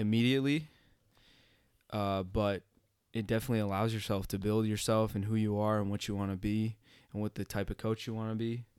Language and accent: English; Bismarck, North Dakota, United States; moved away as an adult; also born or lived in Moorhead, Minnesota; I'm originally from Bismarck, North Dakota. Uh, born in North Dakota, raised in Bismarck. Um, grew up in Bismarck my entire life.